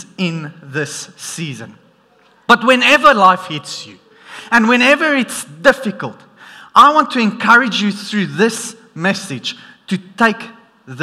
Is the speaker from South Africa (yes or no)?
yes; South Africa; accent: South African; my South African accent